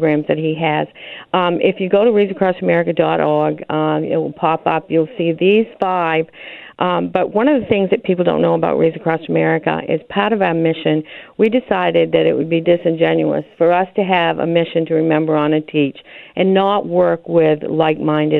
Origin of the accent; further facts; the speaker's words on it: Maine, United States; I'm from Maine.